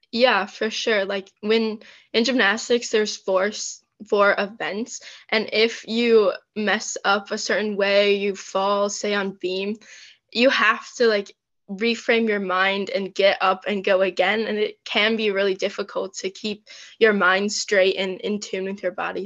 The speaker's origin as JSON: {"language": "English", "region": "Michigan", "country": "United States", "said": "I am from Michigan in the US"}